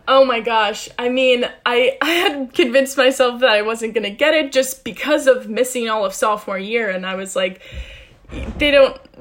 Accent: St. Louis, Missouri, United States; moved away as an adult; I was recruited here from St. Louis, Missouri.

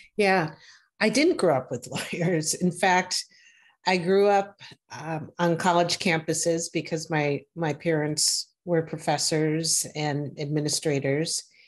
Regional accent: Wisconsin, United States; my home state of Wisconsin

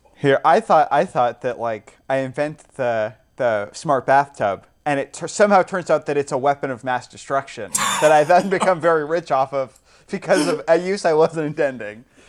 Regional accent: England, United Kingdom; I am an English gentleman

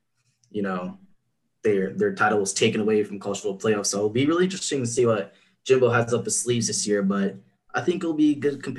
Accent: Houston, Texas, United States; I'm from Houston

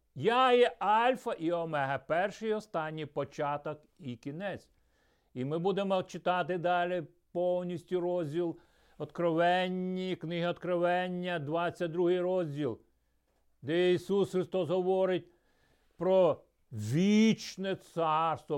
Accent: Ukraine; also born or lived in Troitsk, Chelyabinsk Oblast, Russia; потім ми переїхали в Україну

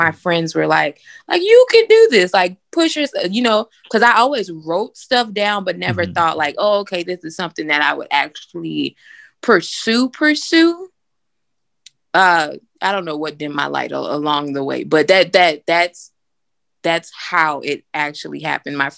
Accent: Miami, Florida, United States; now in Birmingham, United States; we grew up in Miami

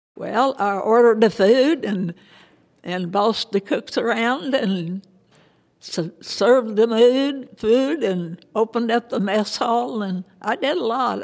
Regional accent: Kentucky, United States; moved away as an adult; also born or lived in Evansville / Indianapolis; No, I grew up in Kentucky. I was born in Kentucky and lived there until I graduated from high school

